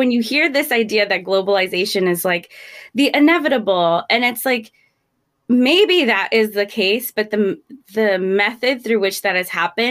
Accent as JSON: {"language": "English", "country": "United States", "tie": "born or raised there", "also_born_or_lived": "Gujarat", "said": "even though I was born here."}